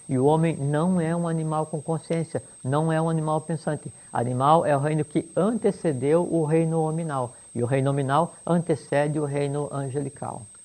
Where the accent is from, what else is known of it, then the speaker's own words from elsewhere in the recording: Joaçaba, Santa Catarina, Brazil; escolhi nascer lá em Joçaba